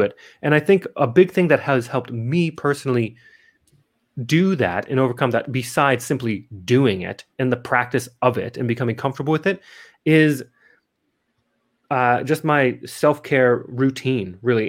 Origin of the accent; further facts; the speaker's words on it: Missoula, Montana, United States; moved away as an adult; also born or lived in Adelaide, South Australia; now in Las Vegas, United States; I'm originally from Missoula, Montana